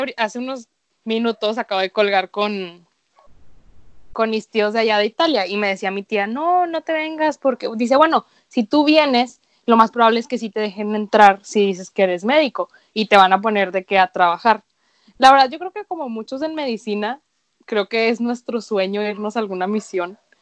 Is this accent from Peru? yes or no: no; Venezuela; moved away; yo muchos años viví en Venezuela